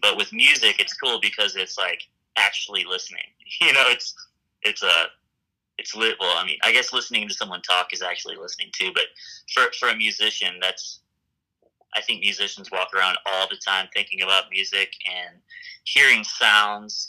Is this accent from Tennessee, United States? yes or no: yes; Memphis, Tennessee, United States; moved away as an adult; now in Fort Collins, United States; I grew up in Memphis, Tennessee